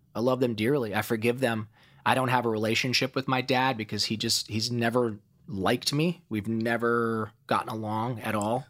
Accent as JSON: {"language": "English", "town": "Toledo", "region": "Ohio", "country": "United States", "tie": "born or raised there", "accent": "Ohio twang", "moved": "yes", "lives_now": "Los Angeles, United States", "said": "I grew up in Toledo, Ohio, and my childhood was a wilderness of pain."}